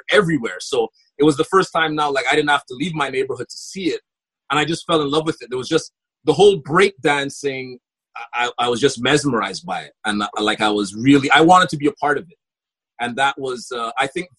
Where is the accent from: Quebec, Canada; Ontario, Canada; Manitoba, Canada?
Quebec, Canada; Montreal; I grew up in Park Extension, I would say the mid-80s through the 90s